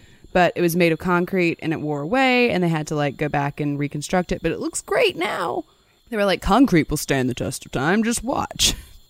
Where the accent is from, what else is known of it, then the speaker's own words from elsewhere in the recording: the South, United States; we're from the South